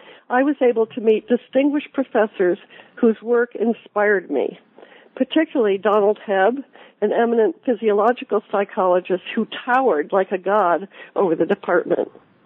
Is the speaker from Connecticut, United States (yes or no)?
yes; Hartford, Connecticut, United States; I was born in Hartford, Connecticut, and I grew up in the Hartford area.